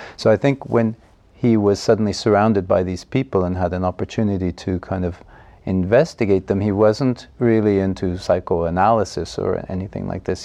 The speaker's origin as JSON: {"language": "English", "town": "Montreal", "region": "Quebec", "country": "Canada", "tie": "born or raised there", "moved": "yes", "lives_now": "Estonia", "said": "I was born in Montreal, in the province of Quebec, Canada, in 1965."}